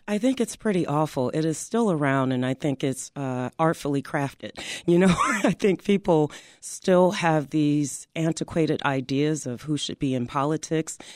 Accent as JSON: {"language": "English", "town": "Chicago", "region": "Illinois", "country": "United States", "tie": "born or raised there", "said": "growing up on the South Side, I lived across the street from the Robert Taylor homes"}